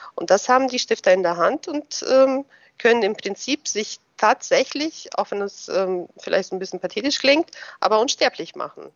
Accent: Germany; also born or lived in Russia; ich bin ähm, 81 in Russland geboren. Damals war es ja noch die ähm, Sowjetunion, aber auf dem Gebiet äh, des heutigen Russlands. Und ähm, wir sind 1991 hier nach Deutschland rübergekommen als ähm, ja, Deutschstämmige. Und gut. Da war ich zehn Jahre alt, bin natürlich hier zur Schule gegangen

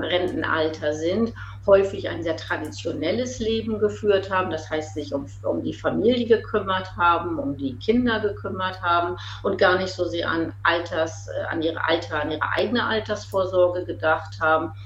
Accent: East Frisia, Lower Saxony, Germany; moved away as an adult; Ostfriesin bin, viele Jahre buten Ostfriesen war, 25 Jahre gar nicht in Ostfriesland war, aber jetzt wieder zurückgekommen äh, und mich ausgesprochen wohlfühle in meiner alten Heimat

